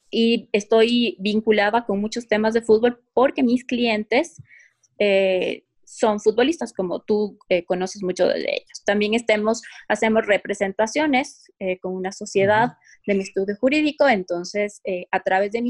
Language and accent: Spanish; Quito, Pichincha, Ecuador; soy quiteña.